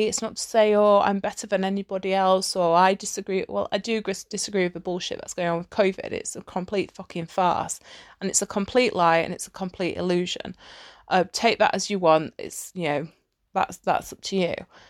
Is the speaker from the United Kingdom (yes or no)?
yes; United Kingdom; which I find hilarious, especially as like a Brit, because the British sense of humor is fucking hilarious.